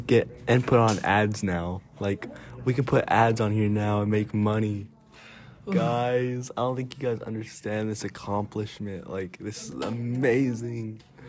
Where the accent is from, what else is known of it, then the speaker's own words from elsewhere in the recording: Toccoa, Georgia, United States; moved away; Well, I'm going to my hometown. Reason. Toccoa, Georgia. That's where I was born.